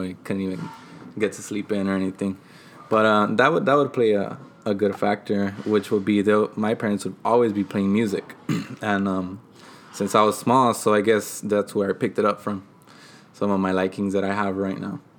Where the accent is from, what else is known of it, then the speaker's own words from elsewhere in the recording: Oxnard, California, United States; also born or lived in San Bernardino, California / Mexico; I was raised here since I was